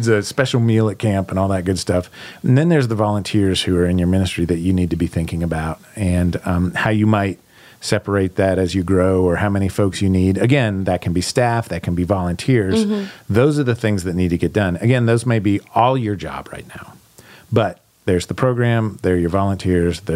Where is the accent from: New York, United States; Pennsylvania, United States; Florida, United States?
Pennsylvania, United States; Pittsburgh; I'm from Pittsburgh. Blue collar, we build things.